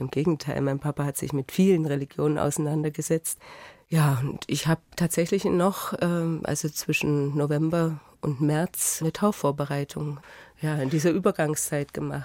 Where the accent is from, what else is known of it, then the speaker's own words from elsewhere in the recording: Jena, Thuringia, Germany; moved away as an adult; now in Augsburg, Germany; wenn ich sagen würde Heimatstadt, dann wäre es Jena